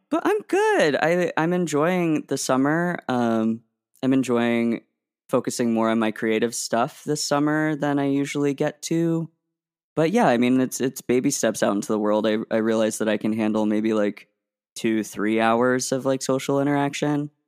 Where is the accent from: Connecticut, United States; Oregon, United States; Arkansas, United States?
Oregon, United States; Portland; growing up in the Portland metro area